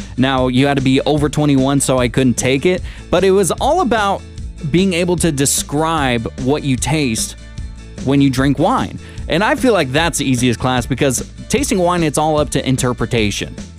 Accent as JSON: {"language": "English", "region": "Washington", "country": "United States", "tie": "born or raised there", "moved": "yes", "said": "back in my home state of Washington"}